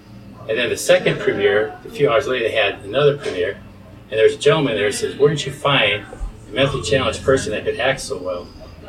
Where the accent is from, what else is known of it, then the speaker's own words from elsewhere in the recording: Cedar Rapids, Iowa, United States; also born or lived in Springville, Iowa; I grew up in Cedar Rapids.